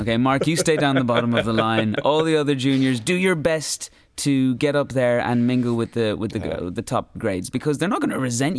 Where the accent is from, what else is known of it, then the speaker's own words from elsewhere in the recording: Ireland; I think with being Irish as well, there's sort of like. We have a sense of not sticking your neck out.